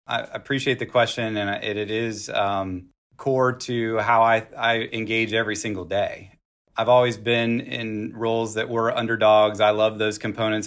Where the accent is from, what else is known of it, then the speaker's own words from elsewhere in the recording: Texas, United States; I'm from Texas